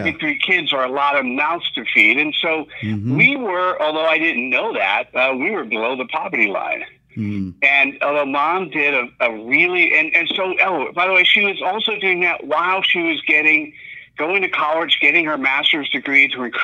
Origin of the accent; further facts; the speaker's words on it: New Jersey, United States; moved away as an adult; also born or lived in New York / Miami; my formative years in New Jersey.